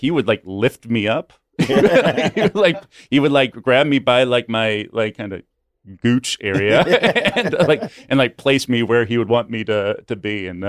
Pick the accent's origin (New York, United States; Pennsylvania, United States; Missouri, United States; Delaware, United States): Missouri, United States; Kansas City; I am from Kansas City, so I am a huge, huge Chiefs fan.